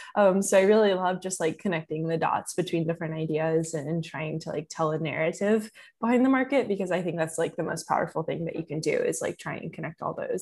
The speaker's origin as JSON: {"language": "English", "region": "Kentucky", "country": "United States", "said": "because I'm from Kentucky and there wasn't a ton of people like my age in Kentucky who were trading options"}